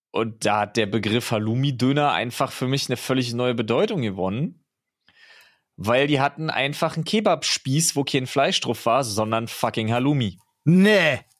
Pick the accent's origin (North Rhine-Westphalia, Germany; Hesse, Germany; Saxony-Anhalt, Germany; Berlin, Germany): Berlin, Germany; Also selbst als Berliner bin ich wild, überrascht.